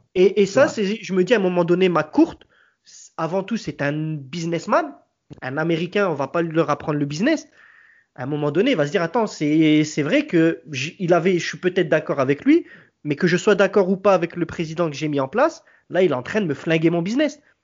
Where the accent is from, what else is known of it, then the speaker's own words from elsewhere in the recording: Marseille, Provence-Alpes-Côte d'Azur, France; nous, qui nous sommes Marseillais